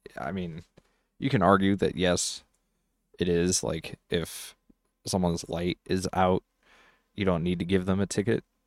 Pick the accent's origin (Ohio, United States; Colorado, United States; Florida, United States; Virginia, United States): Colorado, United States; I'm actually in my home state